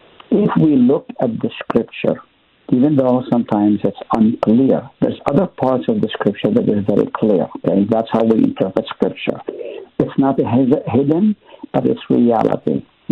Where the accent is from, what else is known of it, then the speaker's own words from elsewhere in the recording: Nazareth, Northern District, Israel; also born or lived in Haifa; I grew up in the East, Middle East to be exact. Nazareth is where I was born. I lived in Haifa.